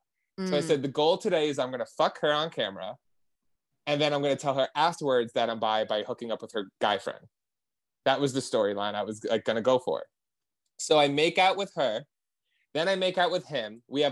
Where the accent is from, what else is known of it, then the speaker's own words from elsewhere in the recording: New Jersey, United States; I'm from New Jersey.